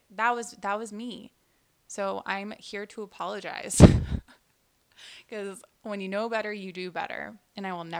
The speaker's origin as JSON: {"language": "English", "town": "Houston", "region": "Texas", "country": "United States", "tie": "born or raised there", "also_born_or_lived": "New York", "said": "I was born in New York, but we moved here in Houston shortly after I was born"}